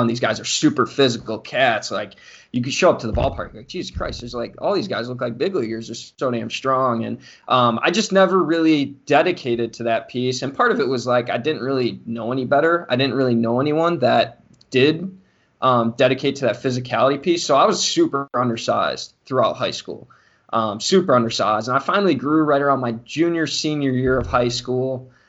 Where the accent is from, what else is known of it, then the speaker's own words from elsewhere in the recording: Mundelein, Illinois, United States; so just a little bit about like growing up in Mundelein. It's a very uh, it's a very diverse culture, like socioeconomic wise.